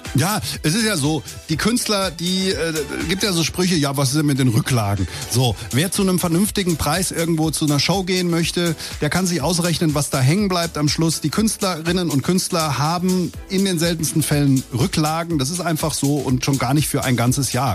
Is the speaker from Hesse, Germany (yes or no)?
yes; Langen, Hesse, Germany; born or raised there; also born or lived in Offenbach / Darmstadt / Ober-Hambach